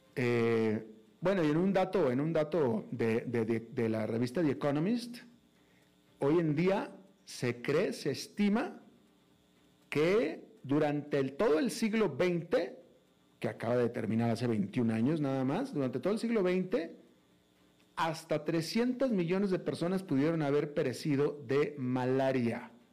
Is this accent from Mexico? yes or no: yes; Mexico; now in United States